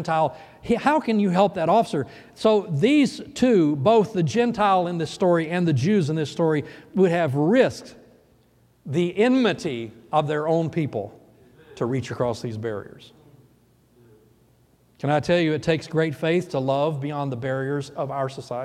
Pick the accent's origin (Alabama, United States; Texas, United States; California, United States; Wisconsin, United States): Alabama, United States; moved away; also born or lived in South Florida; I was born and raised in Alabama